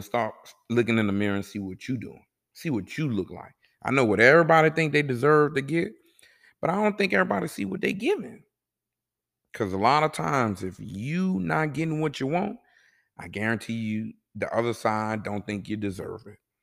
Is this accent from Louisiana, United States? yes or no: yes; New Orleans, Louisiana, United States; also born or lived in Kuwait; I'm from New Orleans